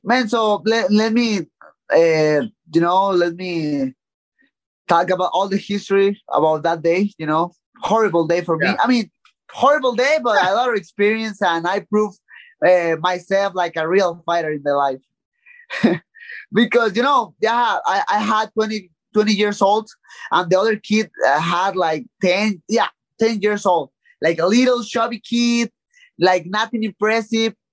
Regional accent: Tijuana, Baja California, Mexico; English is a second language; from my hometown in Tijuana

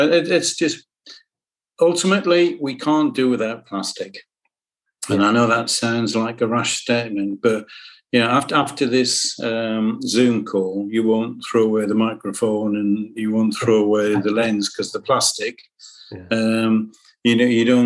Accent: Sunderland, North East England, United Kingdom; I'm a lad from Sunderland.

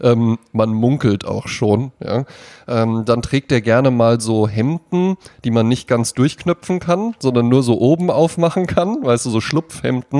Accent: Germany; in Bonnbaden, wo ich herkomme

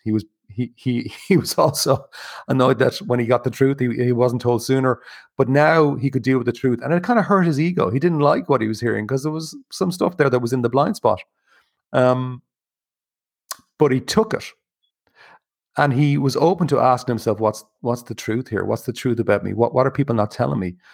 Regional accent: Ireland; growing up in Ireland

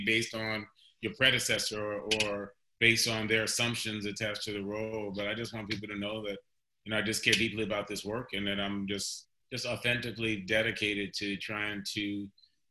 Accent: Cleveland, Ohio, United States; I was born in Cleveland, Ohio

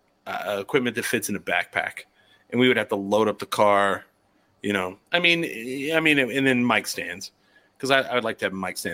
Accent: United States; accent: American; I would say if I listen to my voice, I have an average American voice.

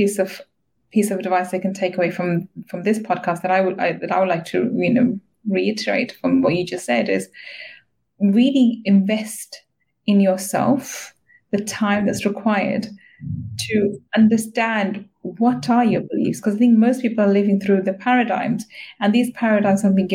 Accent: London, United Kingdom; I grew up in East London

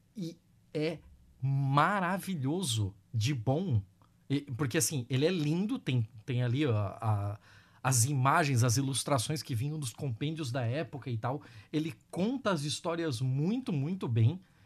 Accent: Joinville, Santa Catarina, Brazil; Eu sou de Joinville

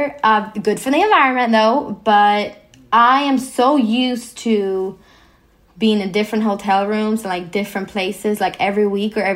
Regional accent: Sweden; I was born in Sweden, where we are quite equal

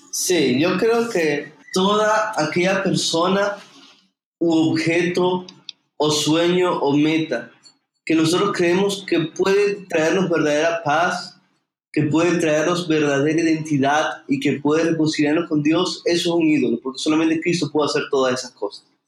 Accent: Venezuela; moved away as an adult; now in Santa Marta, Colombia; Actualmente estoy sirviendo en una hermosa iglesia en Santa Marta, en Colombia, donde soy de Venezuela

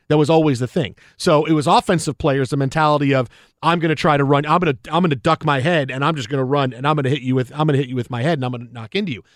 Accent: New York City, New York, United States; Staten Island, my hometown

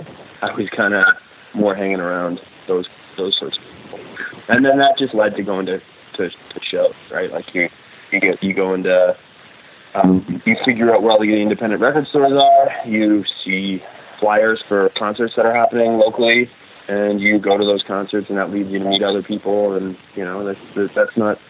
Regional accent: Grimsby, Ontario, Canada; But yeah, no, there weren't a group of punks when I grew up in Grimsby.

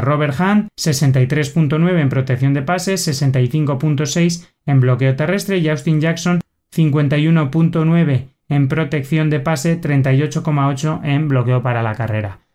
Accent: Spain; en nuestro territorio español

